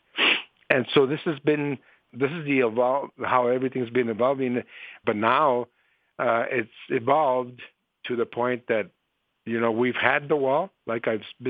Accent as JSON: {"language": "English", "town": "Nogales", "region": "Arizona", "country": "United States", "tie": "born or raised there", "said": "I was born and raised here in Nogales. This is my city."}